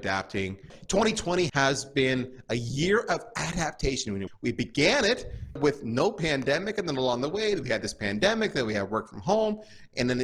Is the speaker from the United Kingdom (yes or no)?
no; Canada; moved away as an adult; also born or lived in United States; I'm Canadian and the States is just down south, we are different